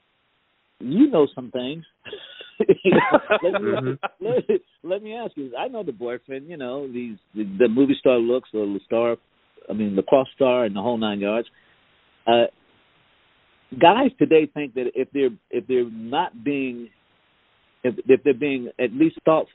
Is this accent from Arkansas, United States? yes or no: no; South Carolina, United States